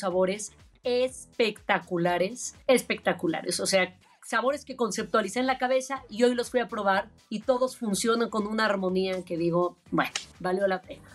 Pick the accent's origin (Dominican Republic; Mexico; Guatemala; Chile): Mexico; Yo soy una mexicana la más orgullosa y la más nacionalista del mundo